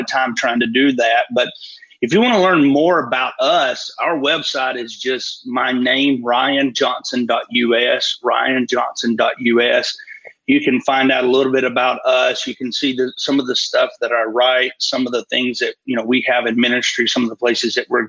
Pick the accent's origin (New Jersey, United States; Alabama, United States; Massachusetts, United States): Alabama, United States; Fort Payne; I'm from Fort Payne, Alabama, northeast corner of Alabama, real rural area